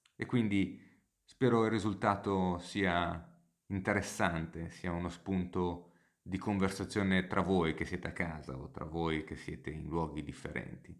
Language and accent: Italian; Genoa, Liguria, Italy; moved away as an adult; now in London, United Kingdom; Io sono originariamente di Genova e sono a Genova in questo momento, anche se poi vivo e lavoro comunemente a Londra